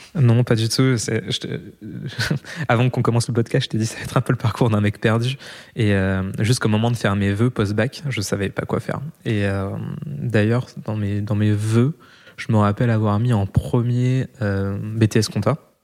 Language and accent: French; Roquebrune-Cap-Martin, Provence-Alpes-Côte d'Azur, France; also born or lived in Val-de-Marne, Île-de-France; je suis né en région parisienne, dans le 94, mais quand j'avais un mois, mes parents ont directement déménagé dans le sud de la France.